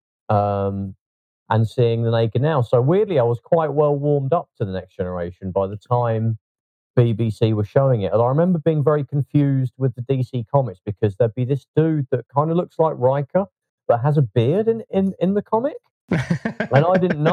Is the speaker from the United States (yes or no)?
no; Leicester, East Midlands, United Kingdom; now in London, United Kingdom; I was growing up in Leicester in those days, that's where I'm from originally